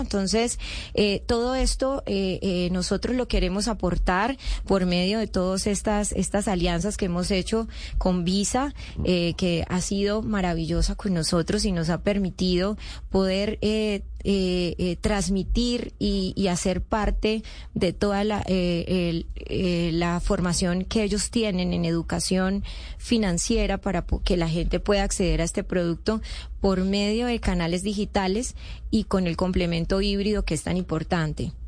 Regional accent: Colombia; moved away; also born or lived in Venezuela; yo soy colombiana, eh, tengo condición de población retornada de Venezuela. Viví 15 años en Venezuela

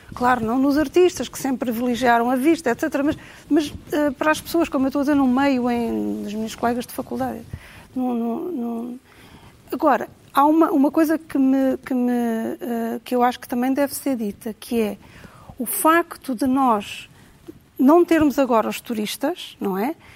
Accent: Cascais, Lisbon, Portugal; also born or lived in Trás-os-Montes; eu cresci em Cascais

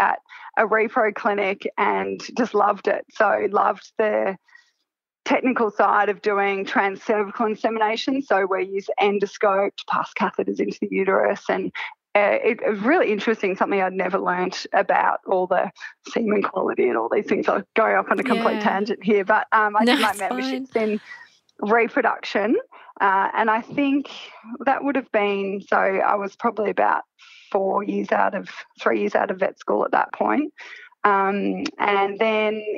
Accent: Melbourne, Victoria, Australia; I grew up in Melbourne, just in suburbia, went to school in Melbourne

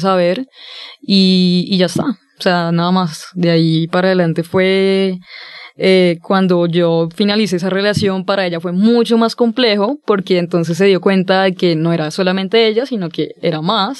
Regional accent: Villavicencio, Meta, Colombia; yo nací eh, en un contexto bastante complejo porque soy de Villavicencio, soy de una ciudad pequeña

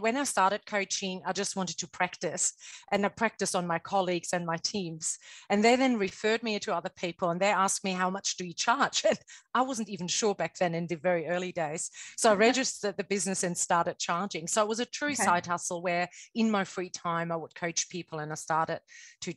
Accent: Germany; moved away as an adult; also born or lived in New Zealand / Sydney, Australia / Hong Kong / Japan; now in Melbourne, Australia; I'm originally from Germany. I grew up in Germany and lived there most of my life, but I haven't lived there for over 20 years

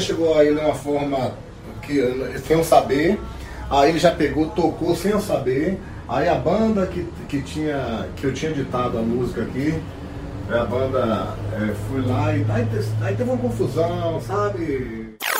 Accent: Feira de Santana, Bahia, Brazil; aqui na Bahia, na minha terra, Feira de Santana

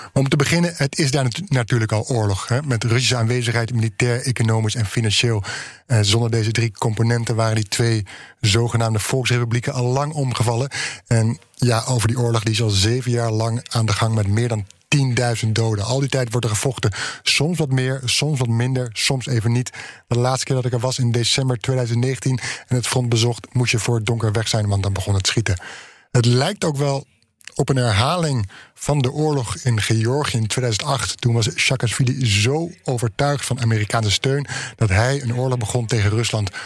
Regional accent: Netherlands; ik daar als Nederlander

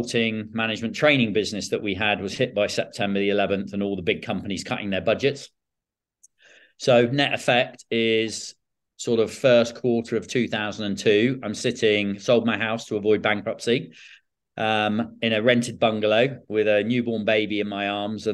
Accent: Bournemouth, South West England, United Kingdom; also born or lived in South Africa; Born and raised in Bournemouth

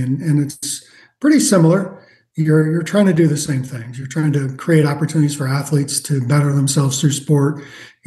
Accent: South Dakota, United States; I grew up in South Dakota

